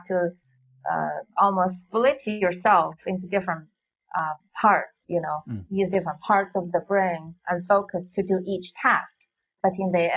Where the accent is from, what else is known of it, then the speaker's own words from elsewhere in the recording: Xi'an, Shaanxi, China; English is a second language; moved away as an adult; also born or lived in Beijing / New York; my hometown, Xi'an.